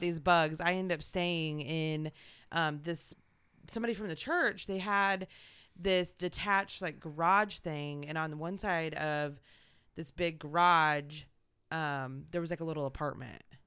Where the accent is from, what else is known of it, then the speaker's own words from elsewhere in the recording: Indianapolis, Indiana, United States; moved away; I am originally from Indianapolis, Indiana